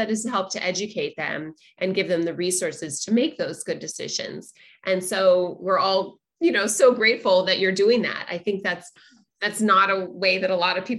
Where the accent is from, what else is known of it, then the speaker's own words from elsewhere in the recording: Los Angeles, California, United States; I grew up in Los Angeles